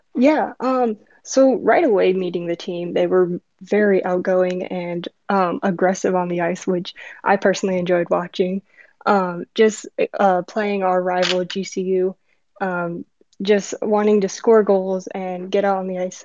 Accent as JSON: {"language": "English", "town": "Chicago", "region": "Illinois", "country": "United States", "moved": "yes", "lives_now": "Arizona, United States", "said": "I'm from Chicago, so I had to pick my home team"}